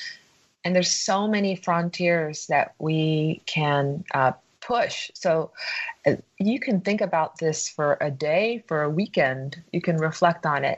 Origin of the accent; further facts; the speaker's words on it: Tokyo, Japan; moved away; I was born in Tokyo, Japan, and I spent my early childhood there